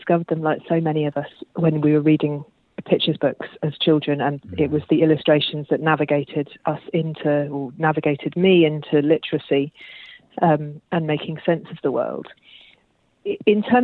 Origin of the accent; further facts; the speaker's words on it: London, United Kingdom; moved away as an adult; also born or lived in Australia; So, I grew up in London, actually, where we moved away from London about 2 years ago, but otherwise, I was London born and bred